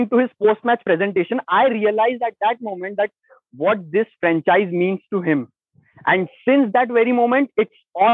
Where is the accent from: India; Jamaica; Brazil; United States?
India; Nagpur, Maharashtra; I'm from Nagpur.